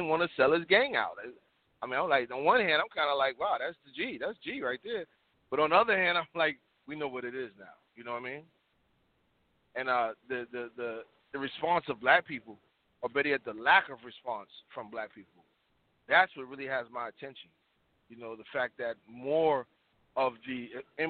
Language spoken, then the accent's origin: English; New York City, New York, United States; I'm a New Yorker, and I was there